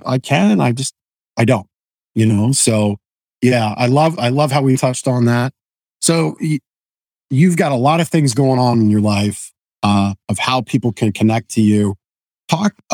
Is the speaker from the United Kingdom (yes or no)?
no; Ontario, Canada; I was born in Ontario